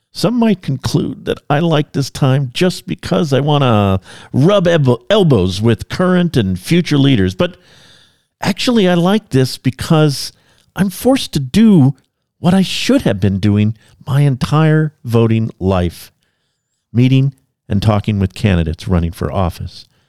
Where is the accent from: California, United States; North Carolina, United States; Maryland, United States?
California, United States; now in Idaho, United States; I come from California, and in California, we were used to earthquakes